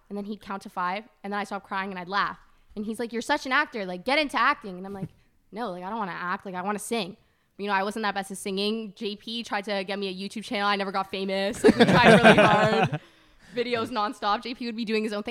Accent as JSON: {"language": "English", "town": "Brampton", "region": "Ontario", "country": "Canada", "tie": "born or raised there", "also_born_or_lived": "Toronto"}